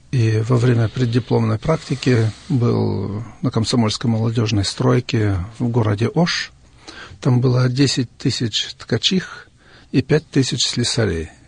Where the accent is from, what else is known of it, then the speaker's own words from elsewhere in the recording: Kyrgyzstan; moved away as an adult; also born or lived in Siberia, Russia / Kazakhstan; now in Germany; Я родился в Сибири в 1950 году. Потом мои родители переехали с нами маленькими детьми в Казахстан. Из Казахстана, после того, как отец освободился из тюрьмы, мы переехали в Киргизию.